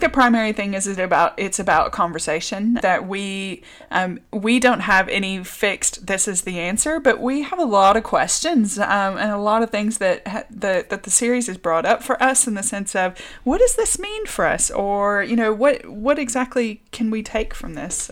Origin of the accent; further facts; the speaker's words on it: the American South, United States; moved away as an adult; also born or lived in Richmond, Virginia; now in Dorset, United Kingdom; I would say I'm from Richmond, um, but I grew up in the American South